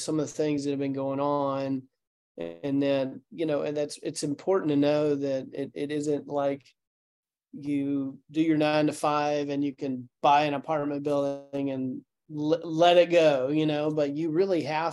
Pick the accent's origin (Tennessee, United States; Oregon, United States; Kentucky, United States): Tennessee, United States; Chattanooga; I'm from Chattanooga